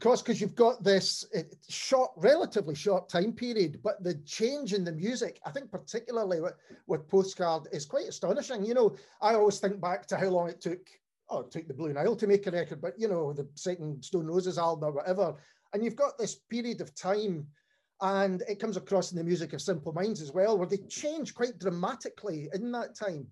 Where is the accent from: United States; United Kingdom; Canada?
United Kingdom; Cambuslang, Scotland; I was brought up in Cambus Lang